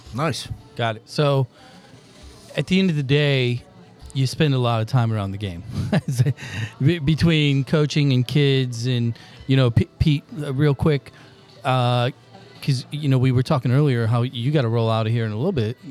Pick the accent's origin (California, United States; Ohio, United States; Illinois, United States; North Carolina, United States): Illinois, United States; Granite City; I grew up in Granite